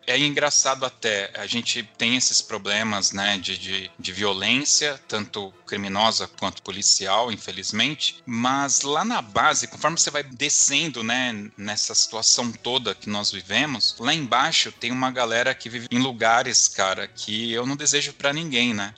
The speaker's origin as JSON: {"language": "Portuguese", "region": "São Paulo", "country": "Brazil", "said": "nós que somos de São Paulo"}